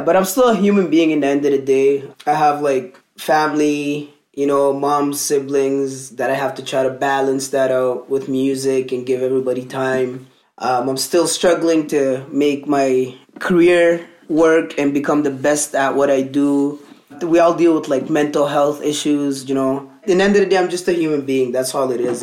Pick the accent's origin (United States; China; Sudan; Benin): Sudan; Merowe, Northern; also born or lived in Alberta, Canada; now in Canada; where I come from in Sudan, it's northern Sudan. So like my hometown is called Merawi.